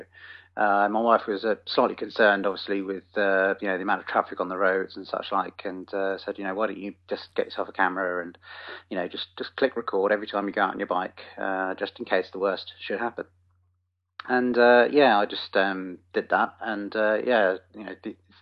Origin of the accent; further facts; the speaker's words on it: New Forest, South East England, United Kingdom; just a local guy, born and raised in the New Forest.